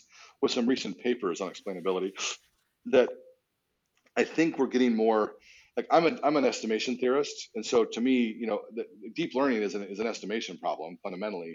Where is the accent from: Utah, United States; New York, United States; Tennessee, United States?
Utah, United States; I grew up in Utah, so not Texas.